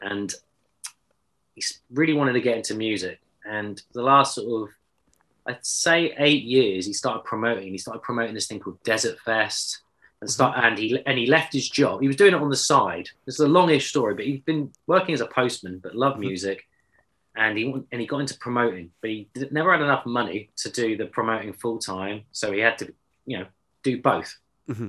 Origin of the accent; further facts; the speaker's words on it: Exeter, South West England, United Kingdom; I'm from Exeter